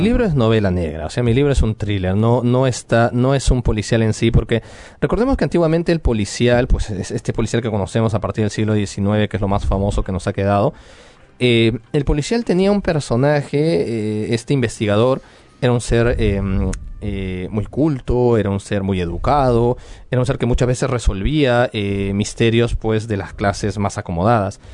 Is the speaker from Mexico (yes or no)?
no; Peru; moved away as an adult; now in France; Como peruano